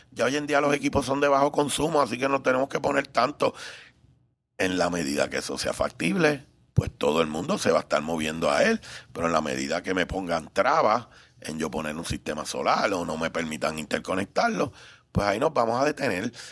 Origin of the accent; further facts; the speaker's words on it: Puerto Rico; also born or lived in Cuba; un cubano que llegué de tres años, así que soy más puertorriqueño.